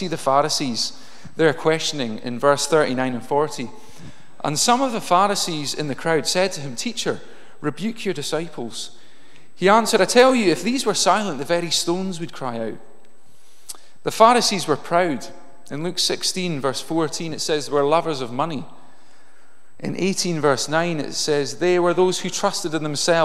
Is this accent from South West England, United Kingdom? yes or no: no; Inverness, Scotland, United Kingdom; I grew up in Inverness